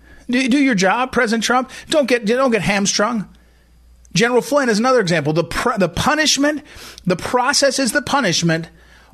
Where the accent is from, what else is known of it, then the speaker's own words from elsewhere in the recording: Missouri, United States; my home state of Missouri